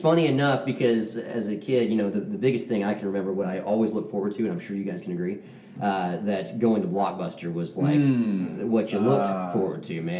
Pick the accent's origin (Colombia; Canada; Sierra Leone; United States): Canada; Manitoba; I'm from Canada. I'm French Canadian.